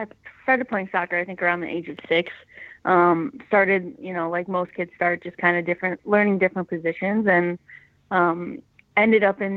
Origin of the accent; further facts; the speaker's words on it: Buffalo, New York, United States; moved away as an adult; I grew up in Buffalo, New York, played at Narden Academy